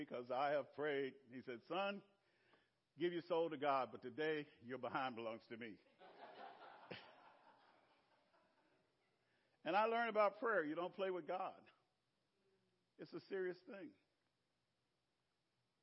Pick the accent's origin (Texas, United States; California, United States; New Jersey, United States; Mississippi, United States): Mississippi, United States; Clarksdale; moved away; Clarksdale in my hometown